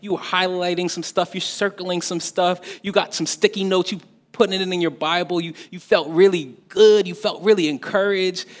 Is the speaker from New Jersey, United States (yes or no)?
yes; New Jersey, United States; I'm, I'm, I'm, an adopted New Yorker. You know, I'm, I'm from, I, I live in Jersey. I'm from Jersey.